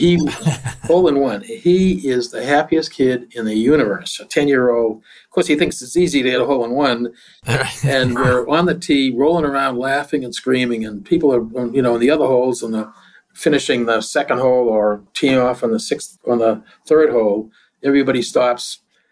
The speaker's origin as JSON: {"language": "English", "town": "Boston", "region": "Massachusetts", "country": "United States", "tie": "born or raised there", "said": "this is Boston, of course, I grew up in West Roxbury"}